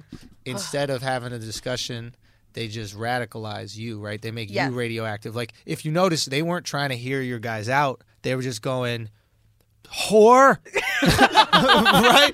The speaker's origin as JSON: {"language": "English", "town": "New York City", "region": "New York", "country": "United States", "tie": "born or raised there", "said": "growing up in New York City, growing up in Manhattan, going to public school"}